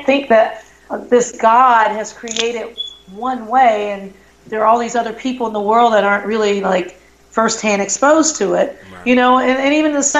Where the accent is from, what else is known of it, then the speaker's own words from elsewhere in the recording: the South, United States; moved away as an adult; also born or lived in Madison, Wisconsin; growing up in the South